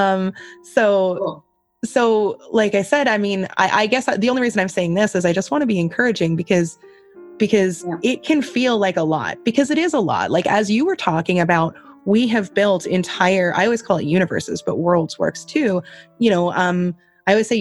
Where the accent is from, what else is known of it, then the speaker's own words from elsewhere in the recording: Canada; I'm Canadian